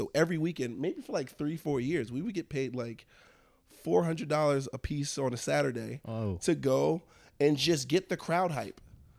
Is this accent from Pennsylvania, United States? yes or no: yes; Philadelphia, Pennsylvania, United States; I'm from Philly